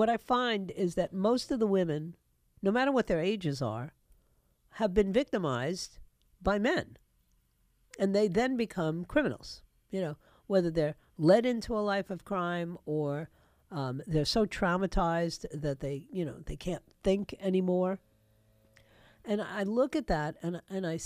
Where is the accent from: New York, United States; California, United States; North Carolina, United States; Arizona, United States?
New York, United States; my hometown of New York